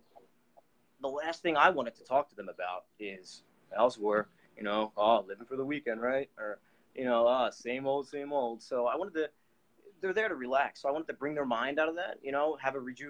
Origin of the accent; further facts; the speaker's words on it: Philadelphia, Pennsylvania, United States; I'm from Philadelphia, United States, Pennsylvania. I was born and raised here